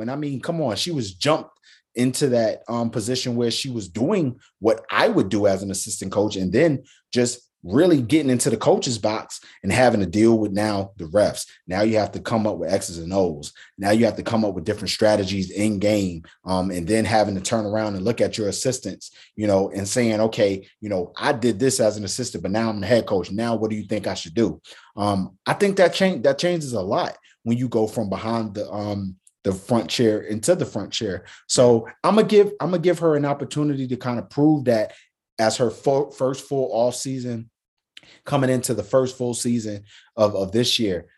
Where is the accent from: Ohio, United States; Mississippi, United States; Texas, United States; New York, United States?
New York, United States; a native New Yorker